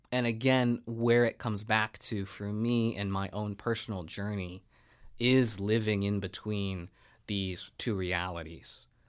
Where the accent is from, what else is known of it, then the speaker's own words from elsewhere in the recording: United States; being Asian American and being a woman in our country